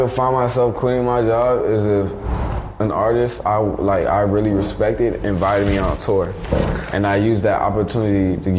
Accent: Miami, Florida, United States; where I'm from Miami.

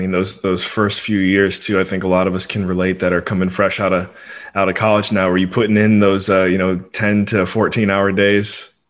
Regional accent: Rockville, Maryland, United States; also born or lived in Washington, D.C.; Born and raised in Rockville, Maryland. That's the DMV for all of my Washington, D.C. relatives out there.

